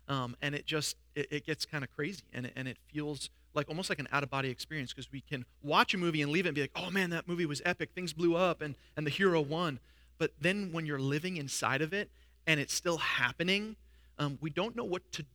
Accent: New York, United States; moved away as an adult; I was from New York

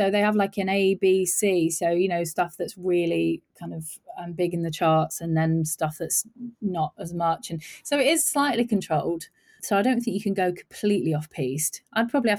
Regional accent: Midlands, United Kingdom; And you know, I grew up in the Midlands, like towards the north of England

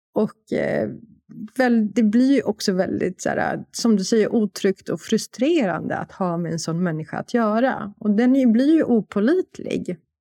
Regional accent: Warsaw, Masovian Voivodeship, Poland; moved away; Jag är från Warszawa

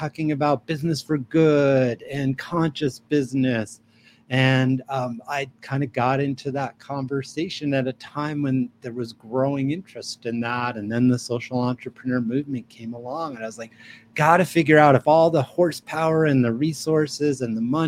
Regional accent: New York City, New York, United States; now in Albuquerque, United States; I'm originally from New York City. I'm a New York Jew, but I've been in New Mexico. I live in Albuquerque, New Mexico since 1993

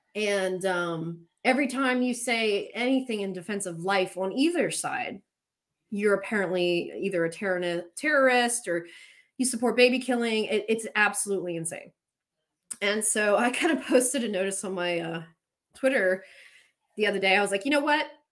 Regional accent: Pennsylvania Dutch country, United States; I grew up in Pennsylvania Dutch country

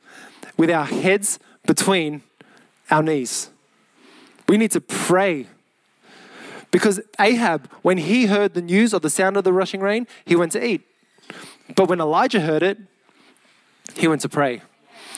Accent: Mount Druitt, New South Wales, Australia; Mount Druitt, 2770. Come on. That's my hometown.

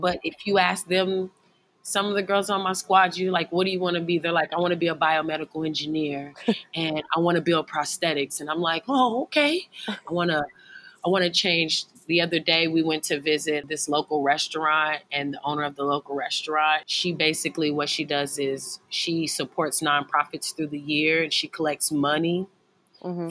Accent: Lexington, Kentucky, United States; I grew up in Lexington

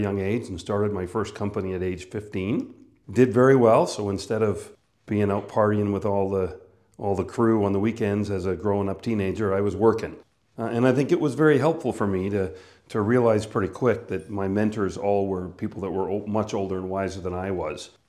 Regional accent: northern Manitoba, Canada; moved away; I was born and raised in Canada, northern Manitoba.

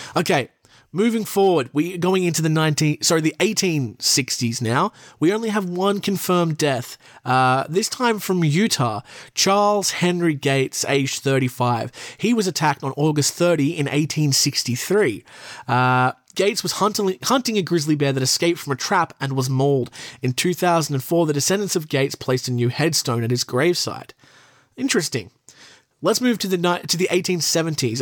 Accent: Australia; I'm from Australia where you need a license to pretty much do everything

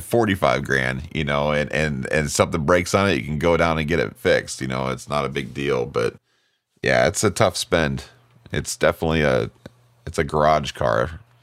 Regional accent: Fremont, Nebraska, United States; born or raised there; moved away; also born or lived in Lincoln, Nebraska

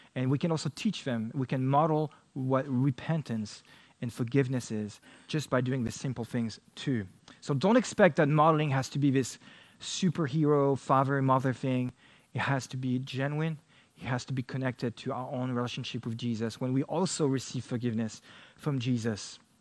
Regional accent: France; I only grew up with one sibling and uh, my father in France

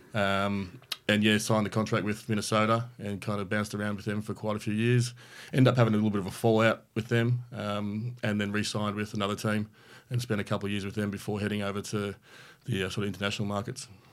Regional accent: Australia; accent: Australian; being an Australian

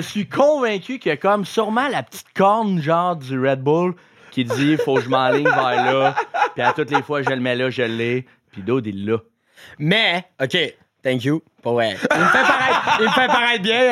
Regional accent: Canada; en tant que Canadien

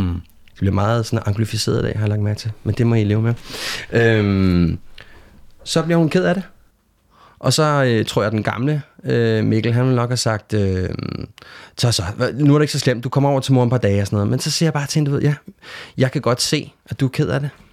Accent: Denmark; hvor jeg kommer fra, ud fra rækkehuset i Lønby

